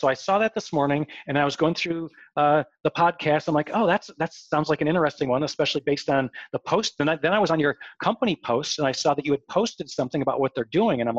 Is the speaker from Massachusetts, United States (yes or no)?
no; Northbrook, Illinois, United States; I grew up in Northbrook.